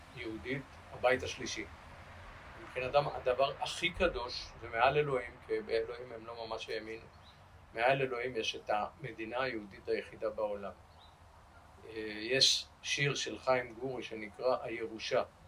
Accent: Rishon LeZion, Central District, Israel; ואני נולדתי בראשון לציון ב-1951

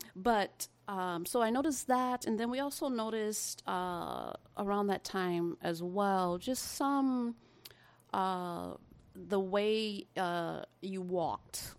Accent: Midwest of America, United States; I was actually born in the Midwest of America. um, and lived there for the majority of my life

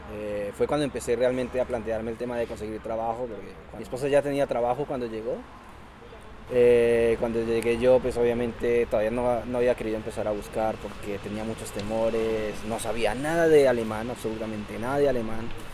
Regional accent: Colombia; moved away as an adult; also born or lived in Spain; now in Germany; soy colombiano y emigré a Europa hace ya más de 7 años

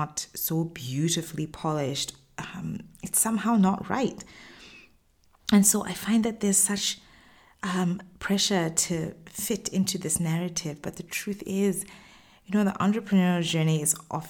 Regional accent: Botswana; moved away as an adult; now in Middle East; I've run businesses in the Middle East, where I've lived for the past 10 years, as well as in my home country, Botswana.

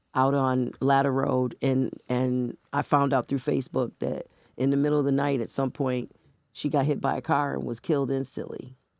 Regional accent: Buffalo, New York, United States; moved away as an adult; now in Rochester, United States; where I was born and raised in Buffalo

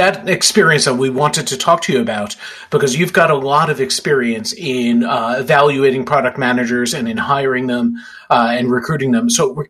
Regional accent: New York City, New York, United States; Staten Island Chuck is from my hometown

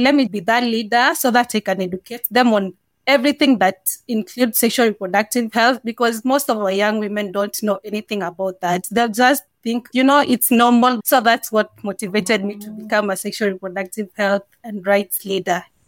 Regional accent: Kenya; I'm from Kenya. I was born and raised here.

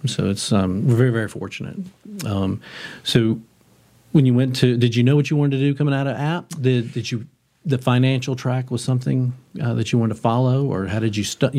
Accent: Clover, South Carolina, United States; I was raised down in South Carolina in Clover, big city of Clover.

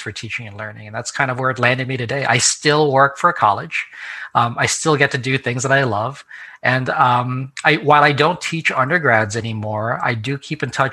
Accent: New Jersey, United States; So I came back to the New York City area where I grew up because I'm from New Jersey originally.

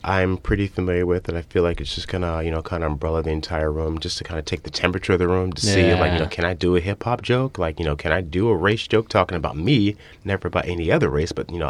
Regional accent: Northern Virginia, United States; moved away; Yeah, I'm from Northern Virginia, right outside D.C., about 25 miles.

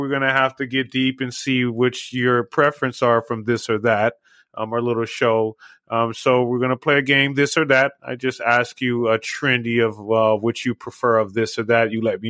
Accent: Southern California, United States; now in Las Vegas, United States; I've been out here 21 years.

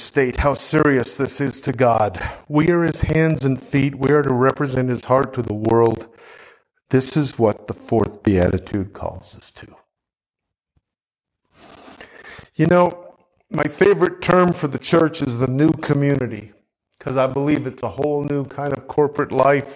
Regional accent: Canada; I'm a Canadian

